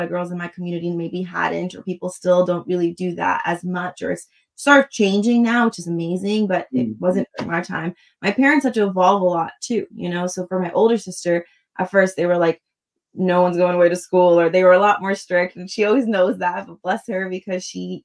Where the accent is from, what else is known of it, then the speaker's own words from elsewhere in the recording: Long Island, New York, United States; I was born in Long Island, New York to immigrant parents